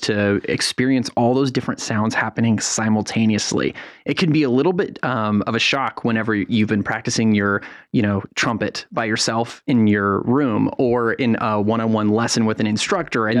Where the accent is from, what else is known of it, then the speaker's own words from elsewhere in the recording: San Francisco Bay Area, California, United States; moved away as an adult; also born or lived in Durham, North Carolina; now in North Carolina, United States; I grew up in the San Francisco Bay Area